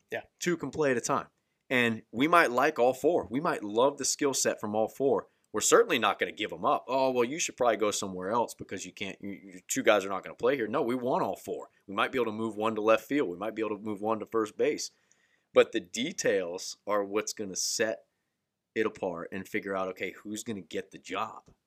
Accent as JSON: {"language": "English", "town": "Daytona Beach", "region": "Florida", "country": "United States", "said": "I'm from Central Florida, Daytona, Daytona Beach area"}